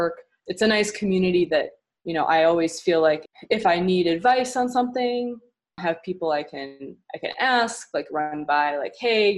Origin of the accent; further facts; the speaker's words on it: Midwest, United States; moved away as an adult; now in Houston, United States; I'm from the Midwest